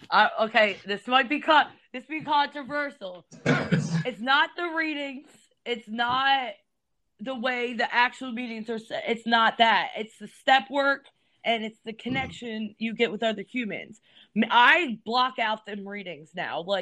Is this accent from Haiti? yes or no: no; Elkton, United States; I'm from Elkton.